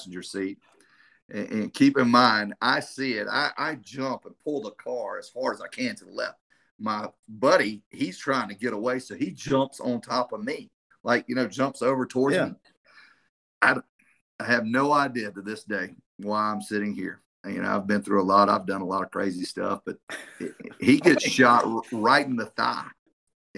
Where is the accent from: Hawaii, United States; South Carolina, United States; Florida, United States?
South Carolina, United States; I'm from South Carolina, I'm Myrtle Beach